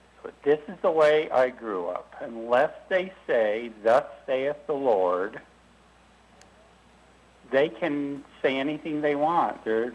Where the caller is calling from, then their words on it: Trenton, Utah, United States; I'm calling from Trenton, Utah.